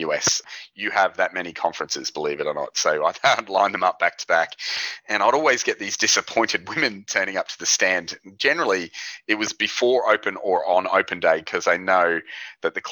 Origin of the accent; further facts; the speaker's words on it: Queensland, Australia; also born or lived in Sunshine Coast, Queensland; my hometown, which is further up north here in Queensland